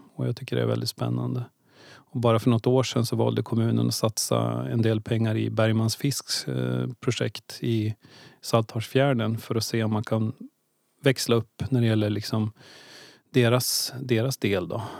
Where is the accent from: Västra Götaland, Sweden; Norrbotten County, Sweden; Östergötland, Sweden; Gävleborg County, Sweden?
Gävleborg County, Sweden; Ljusdal; moved away as an adult; also born or lived in Stockholm / Östersund; now in Gävle, Sweden; Egentligen är jag född i Stockholm men, jag eh, växte upp i Ljusdal.